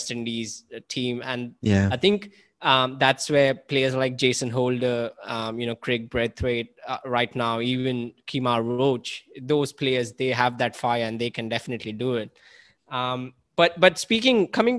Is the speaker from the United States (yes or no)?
no; India; moved away; growing up in India